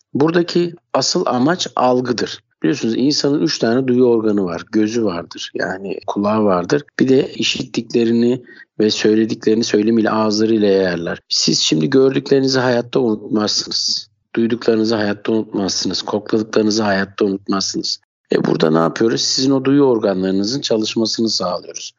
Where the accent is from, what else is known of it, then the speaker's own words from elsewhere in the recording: Istanbul, Turkey; ben 1980 İstanbul doğumluyum.